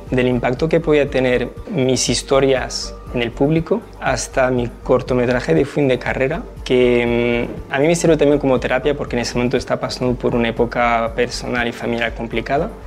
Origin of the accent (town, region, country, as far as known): France; now in Spain